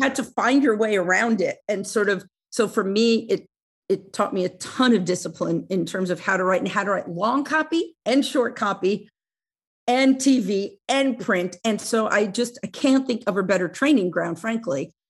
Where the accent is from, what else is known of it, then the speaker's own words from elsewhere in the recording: Oceanside, New York, United States; I grew up on Long Island, uh, in Oceanside, which is really, it's about a half hour outside